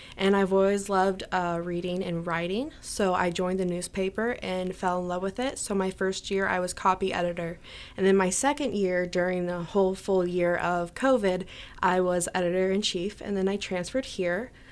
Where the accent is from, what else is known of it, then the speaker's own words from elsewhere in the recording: Neoga, Illinois, United States; I'm from Nioga, so we have our town festival, Nioga Days